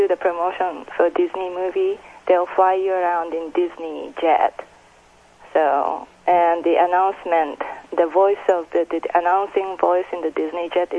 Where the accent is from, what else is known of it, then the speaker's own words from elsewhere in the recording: Japan; English is a second language; moved away; I'm from Japan.